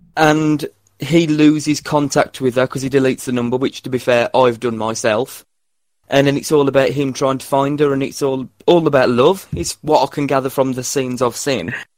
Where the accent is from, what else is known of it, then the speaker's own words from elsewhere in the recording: West Midlands, United Kingdom; I am an actor from the West Midlands